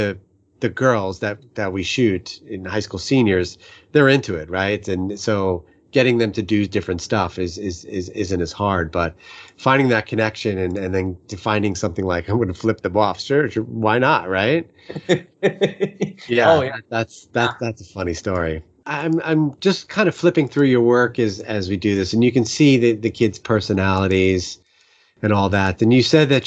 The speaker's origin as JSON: {"language": "English", "country": "United States", "tie": "born or raised there", "also_born_or_lived": "New Jersey", "moved": "as an adult", "lives_now": "St. Louis, United States", "said": "growing up in the New York area"}